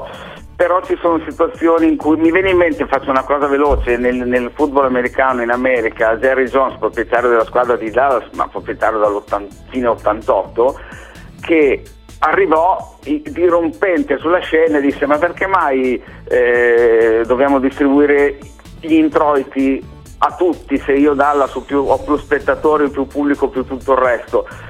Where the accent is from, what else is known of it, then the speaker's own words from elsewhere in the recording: Bologna, Emilia-Romagna, Italy; io abitando a Bologna, non sono mai stato tipo di Bologna, ma sono cresciuto a Bologna